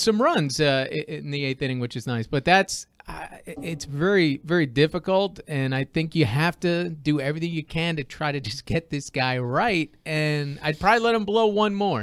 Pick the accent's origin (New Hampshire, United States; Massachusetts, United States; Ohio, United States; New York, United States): New York, United States; East Islip; I grew up in East Islip